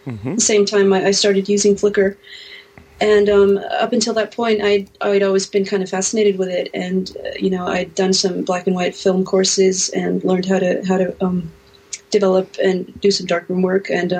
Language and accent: English; Hafnarfjörður, Capital Region, Iceland; English is a second language; I am at the moment I'm in Iceland, in my hometown of Hafnarfjörður.